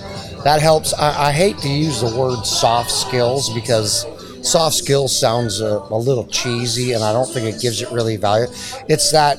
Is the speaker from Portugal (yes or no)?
no; Canada; moved away as an adult; also born or lived in Alberta; now in Magnolia, United States; I'm from Canada. I moved down here to this wonderful area of Texas, Magnolia, Texas area in 2007-ish.